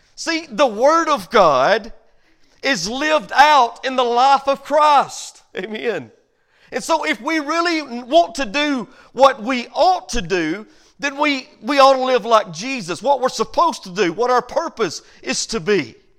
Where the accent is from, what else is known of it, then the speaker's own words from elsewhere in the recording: United States; as American citizens